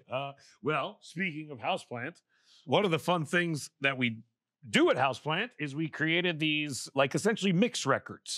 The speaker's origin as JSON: {"language": "English", "town": "Vancouver", "region": "British Columbia", "country": "Canada", "said": "I'm from Vancouver"}